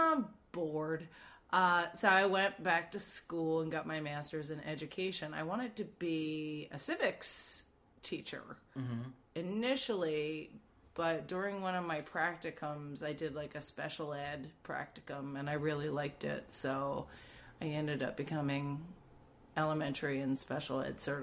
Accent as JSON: {"language": "English", "area": "outside of Philadelphia", "region": "Pennsylvania", "country": "United States", "tie": "born or raised there", "also_born_or_lived": "Boston", "moved": "as an adult", "said": "I grew up outside of Philadelphia"}